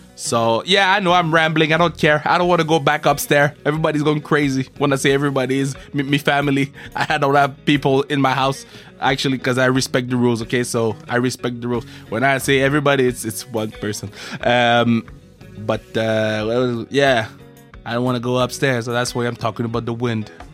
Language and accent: English; Canada; I'm from Canada